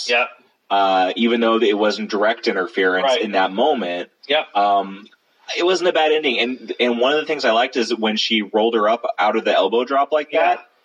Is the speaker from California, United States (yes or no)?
yes; Southern California, United States; moved away; I come from Southern California